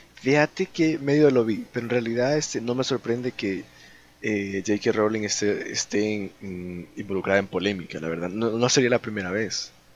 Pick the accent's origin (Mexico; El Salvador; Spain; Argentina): El Salvador; somos de El Salvador